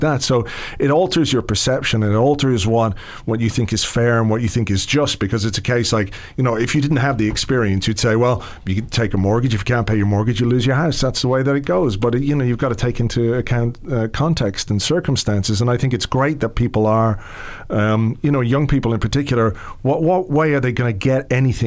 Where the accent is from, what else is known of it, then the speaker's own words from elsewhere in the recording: England, United Kingdom; now in Ireland; I was born in England, you know, to, to Irish parents who moved over there in, in the 60s and uh, I lived there in the 70s